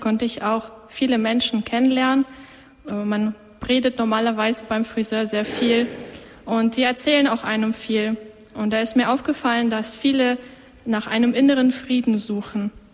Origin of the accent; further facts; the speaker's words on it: Schleswig-Holstein, Germany; moved away as an adult; now in Austria; ich komme aus Deutschland, aus Schleswig-Holstein, aus dem hohen Norden.